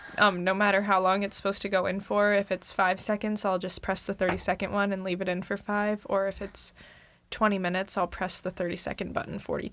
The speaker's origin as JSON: {"language": "English", "region": "Iowa", "country": "United States", "moved": "yes", "said": "I am from the great state of Iowa."}